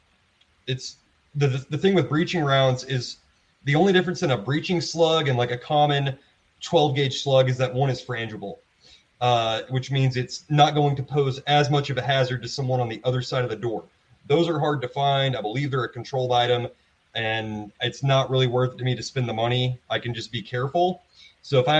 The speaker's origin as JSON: {"language": "English", "region": "the South", "country": "United States", "also_born_or_lived": "East Texas", "moved": "yes", "said": "I'm from the South."}